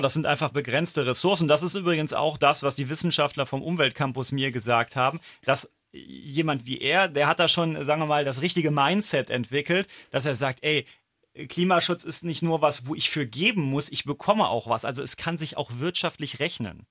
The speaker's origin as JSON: {"language": "German", "region": "Saarland", "country": "Germany", "said": "bei uns im Saarland"}